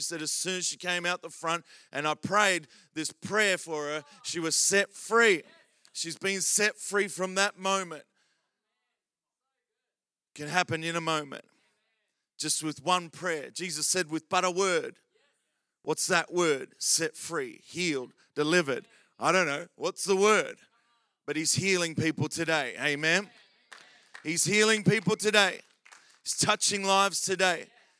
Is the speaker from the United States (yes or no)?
no; Adelaide, South Australia, Australia; I grew up in C3 in Adelaide in a place called Glenelg.